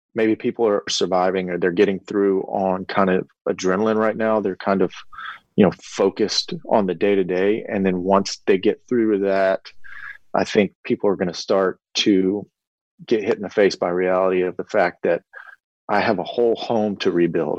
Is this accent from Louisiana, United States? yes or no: yes; Lake Charles, Louisiana, United States; my hometown and the surrounding areas